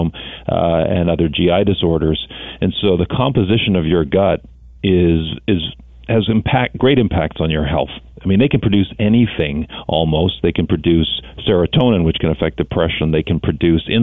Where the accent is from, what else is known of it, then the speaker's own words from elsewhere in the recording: Thunder Bay, Ontario, Canada; I was born in Thunder Bay, Ontario